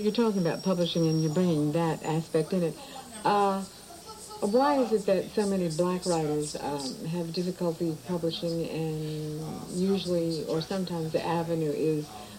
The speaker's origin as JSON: {"language": "English", "area": "Essex County", "region": "New Jersey", "country": "United States", "said": "Essex County."}